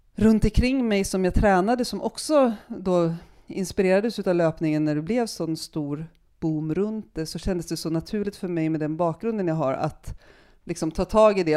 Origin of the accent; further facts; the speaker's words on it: Järvsö, Gävleborg County, Sweden; moved away as an adult; also born or lived in Hede, Härjedalen / Stockholm; jag är uppvuxen i Järvsö